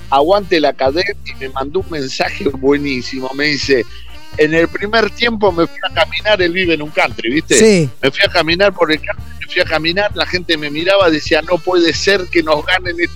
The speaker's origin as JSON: {"language": "Spanish", "region": "Buenos Aires", "country": "Argentina", "said": "yo soy un bicho de Buenos Aires"}